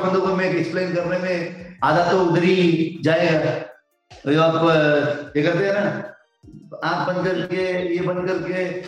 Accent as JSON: {"language": "Hindi", "region": "Karnataka", "country": "India"}